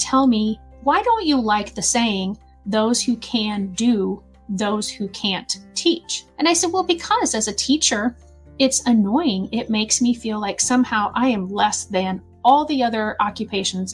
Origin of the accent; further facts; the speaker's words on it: Southern Illinois, United States; I'm from Southern Illinois